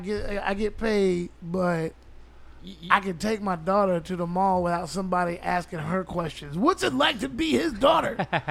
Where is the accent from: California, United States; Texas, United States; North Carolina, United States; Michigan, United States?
Texas, United States; Houston; moved away as an adult; now in Los Angeles, United States; I grew up in South Park.